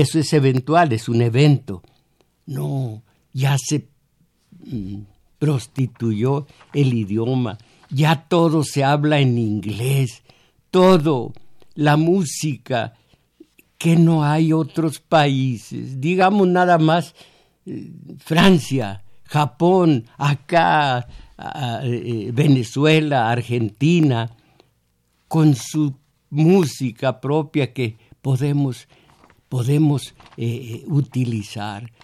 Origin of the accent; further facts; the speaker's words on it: Mexico; Yo fui mexicano, abierto a todas las corrientes de cultura norteamericana